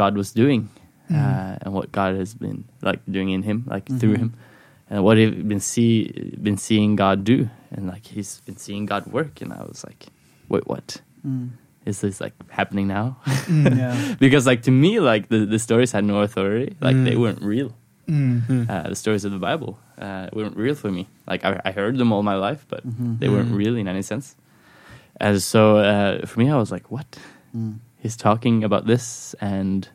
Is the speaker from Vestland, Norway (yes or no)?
no; Skien, Telemark, Norway; now in Oslo, Norway; I grew up in a Christian home. I grew up in Skien, a city like an hour and a half away from Oslo